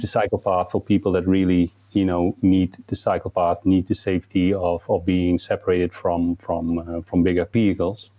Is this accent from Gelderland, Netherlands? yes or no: yes; Nijmegen, Gelderland, Netherlands; it's actually in my, my hometown in Nijmegen